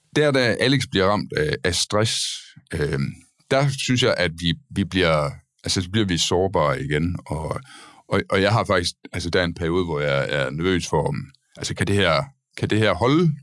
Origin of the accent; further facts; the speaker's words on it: Denmark; now in Copenhagen, Denmark; vi begge, alle tre her er øh, jyske øh, mænd, Øh, dog har jeg assimileret mig i København og forsøger at lægge skjul på det. Men øh, ellers er vi fra Jylland